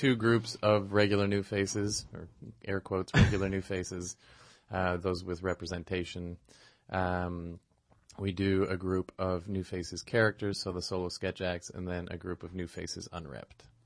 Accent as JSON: {"language": "English", "town": "Toronto", "region": "Ontario", "country": "Canada", "tie": "born or raised there", "also_born_or_lived": "Montreal", "moved": "as an adult", "said": "I grew up in Toronto."}